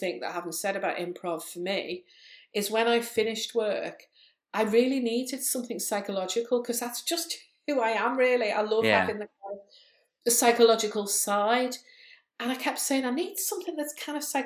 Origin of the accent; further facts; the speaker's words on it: Liverpool, North West England, United Kingdom; also born or lived in Chester; I'm from Liverpool. Lots of people think, oh, you haven't got a Liverpool accent till I, talk like that. But yeah, Liverpool born and bred, and lived here most of my life